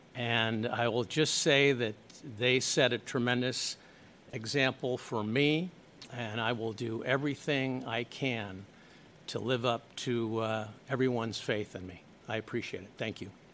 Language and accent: English; San Francisco, California, United States; I grew up in the Ingleside Ocean View neighborhood